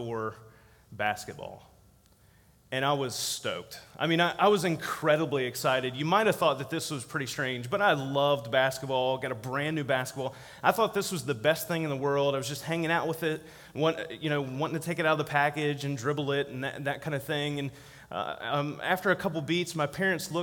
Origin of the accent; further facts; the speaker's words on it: Virginia, United States; Virginia, my home state